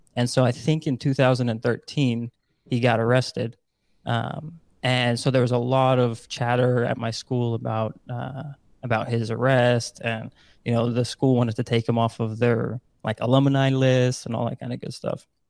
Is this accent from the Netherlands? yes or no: yes; Netherlands; born and raised in the Netherlands